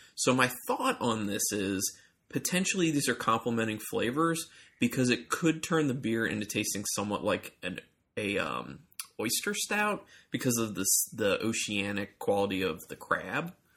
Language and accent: English; Ohio, United States; now in Maryland, United States; I'm from Ohio